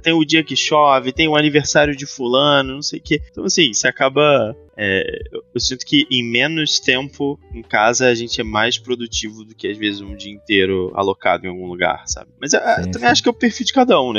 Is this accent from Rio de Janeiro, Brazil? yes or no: yes; Rio de Janeiro, Brazil; moved away as an adult; now in São Paulo, Brazil; A gente originalmente é do Rio de Janeiro, a gente está agora situado em São Paulo há alguns anos